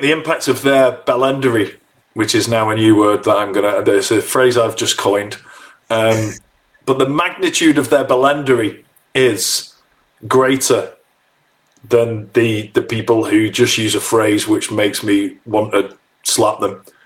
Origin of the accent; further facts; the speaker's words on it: United Kingdom; we're British